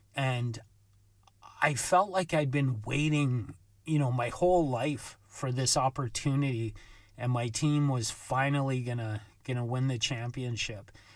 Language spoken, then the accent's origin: English; Vancouver, British Columbia, Canada; my experience growing up in Vancouver